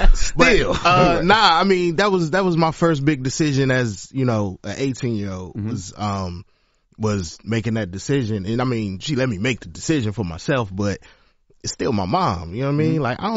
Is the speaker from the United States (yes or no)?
yes; Virginia, United States; I'm from Virginia. Supposed to go to Old Dominion.